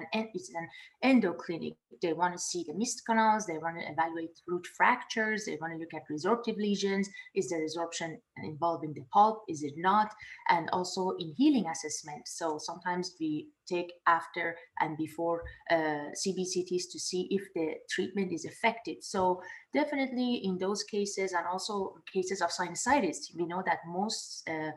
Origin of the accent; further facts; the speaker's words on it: Tehran, Tehran Province, Iran; moved away as an adult; also born or lived in Dubai / Canada / San Antonio, Texas; now in Pomona, United States; I was born and raised in Tehran, and I went to dental school in Dubai